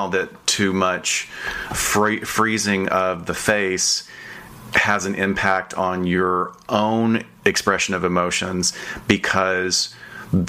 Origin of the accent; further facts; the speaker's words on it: the South, Southern United States, United States; I'm from the South